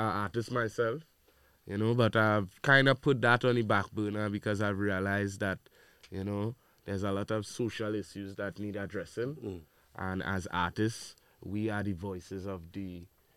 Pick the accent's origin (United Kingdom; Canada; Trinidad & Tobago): Trinidad & Tobago; also born or lived in Brooklyn, New York; I was born in Brooklyn, New York, okay. But I grew up in Trinidad and Tobago.